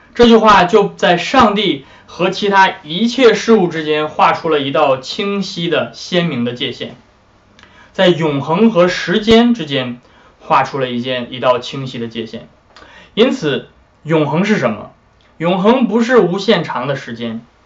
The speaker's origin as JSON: {"language": "Chinese", "country": "China", "said": "我们中国人"}